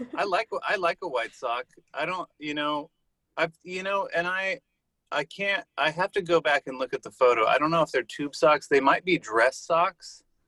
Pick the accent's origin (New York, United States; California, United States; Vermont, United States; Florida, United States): California, United States; Santa Monica; I grew up in Santa Monica, California.